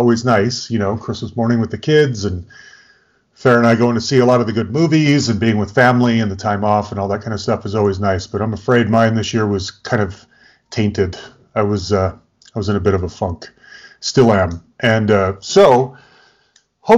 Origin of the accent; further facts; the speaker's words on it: Utah, United States; also born or lived in Bay Area, California; growing up in Utah, we were right at the mouth of Little Cottonwood Canyon